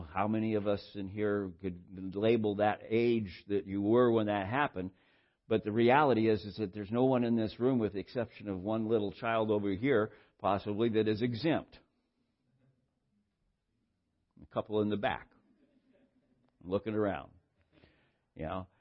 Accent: Santa Barbara, California, United States; where I grew up in Santa Barbara, we had a bus system

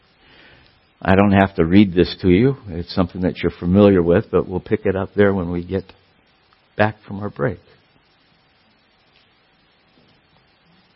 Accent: Southern California, United States; I grew up in Southern California.

